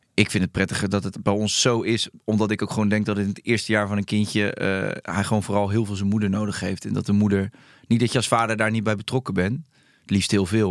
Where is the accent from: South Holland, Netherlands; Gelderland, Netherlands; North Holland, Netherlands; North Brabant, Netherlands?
South Holland, Netherlands; Rotterdam; ik kom uit Charloes.